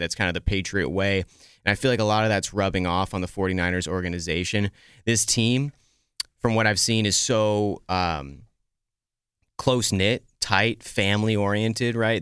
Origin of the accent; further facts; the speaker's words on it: the Bay Area, California, United States; moved away; when I was home in California, where I grew up in the Bay